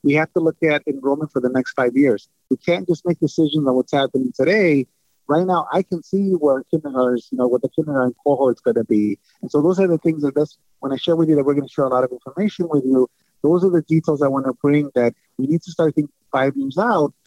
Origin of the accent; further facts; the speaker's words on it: Chicago, Illinois, United States; also born or lived in San Antonio; it is my city. It's my hometown